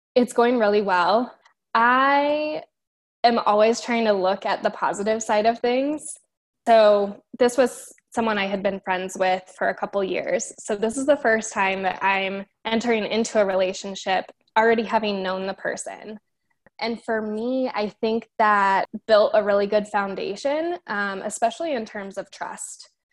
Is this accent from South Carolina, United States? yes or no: no; Denver, Colorado, United States; moved away as an adult; also born or lived in Miami, Florida / Fort Hood, Texas / Tampa, Florida; born and raised in Denver, and I've lived pretty much everywhere in the Metro Denver area